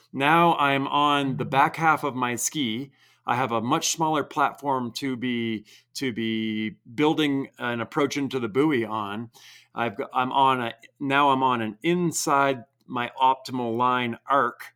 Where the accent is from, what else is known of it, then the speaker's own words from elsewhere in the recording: Vermont, United States; I grew up in Vermont, didn't have coaches